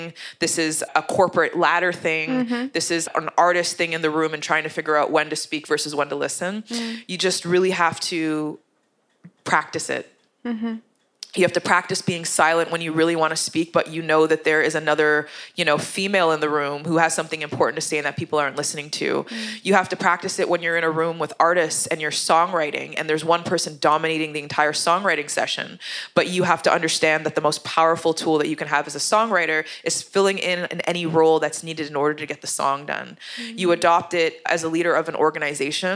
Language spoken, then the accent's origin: English; Canada; accent: English accent; also born or lived in Uganda; a black Canadian with Jamaican parents